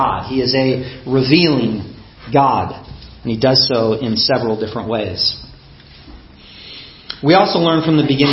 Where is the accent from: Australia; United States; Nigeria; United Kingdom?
United States; My upbringing, my race, being an American